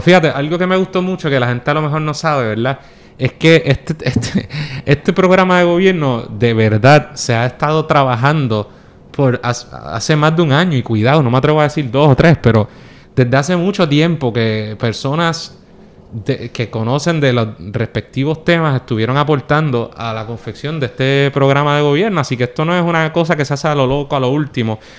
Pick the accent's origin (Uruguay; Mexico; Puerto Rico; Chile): Puerto Rico